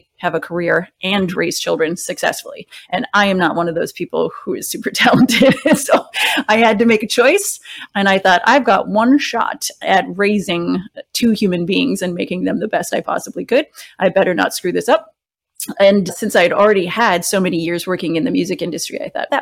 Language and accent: English; Wisconsin, United States; moved away; I was born and partially raised in Wisconsin